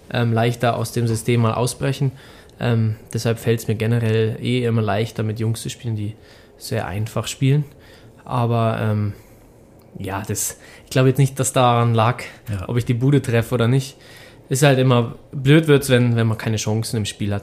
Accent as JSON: {"language": "German", "town": "Hückeswagen", "region": "North Rhine-Westphalia", "country": "Germany", "tie": "born or raised there", "also_born_or_lived": "Cologne", "moved": "yes", "lives_now": "Rosenheim, Germany", "said": "bin geboren in Hückeswagen"}